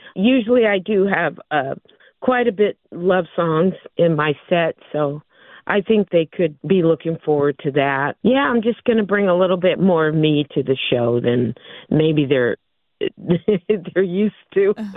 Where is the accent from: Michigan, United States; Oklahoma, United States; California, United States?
California, United States; San Diego; I grew up here in San Diego